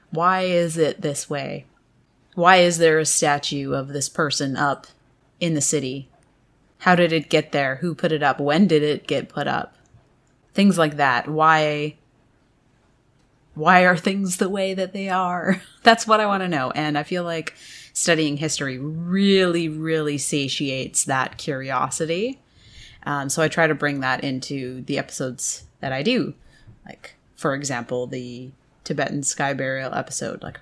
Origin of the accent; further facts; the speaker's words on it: Canada; even growing up in Canada, we didn't learn a lot about that aspect of history.